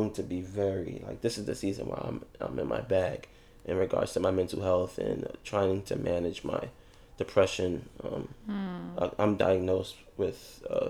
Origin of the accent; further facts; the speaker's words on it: New York City, New York, United States; also born or lived in Virginia; I'm from East New York, Brooklyn, y'all. But we moved from East New York, Brooklyn, to East New York, Brooklyn